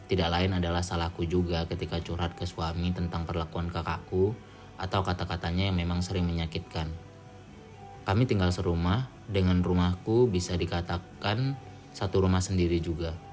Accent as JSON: {"language": "Indonesian", "town": "Medan", "region": "North Sumatra", "country": "Indonesia", "said": "betul aku juga orang Medan ya jadi bukan kasar tapi lebih ke apa ya kita emang belak belakan aja"}